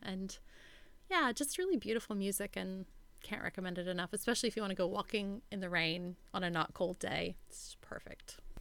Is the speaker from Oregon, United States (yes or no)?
yes; Oregon, United States; moved away; I'm from Oregon